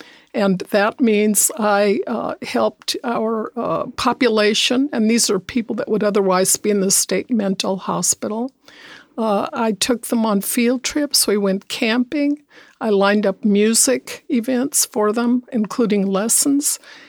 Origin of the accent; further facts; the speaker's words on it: New Mexico, United States; I was raised in New Mexico by a single parent, and there was no money.